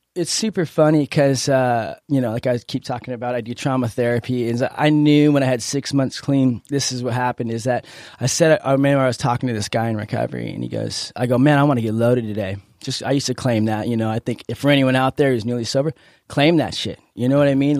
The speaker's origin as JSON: {"language": "English", "town": "Encinitas", "region": "California", "country": "United States", "tie": "born or raised there", "said": "I grew up in Encinitas"}